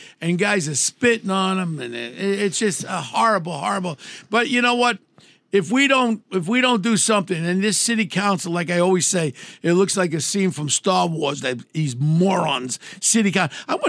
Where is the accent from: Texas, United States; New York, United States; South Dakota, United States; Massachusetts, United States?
New York, United States; New York City; I grew up in Ozone Park. You know where I grew up and all. I grew up with all the wise guys.